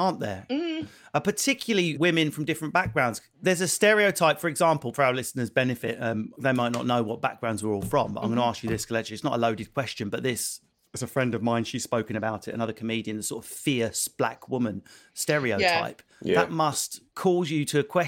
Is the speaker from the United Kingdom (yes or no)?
yes; Essex, East of England, United Kingdom; I'm from Essex